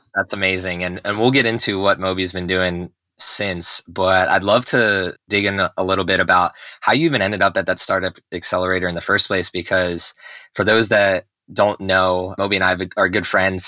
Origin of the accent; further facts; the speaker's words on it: New Jersey, United States; moved away; also born or lived in Texas; I grew up in New Jersey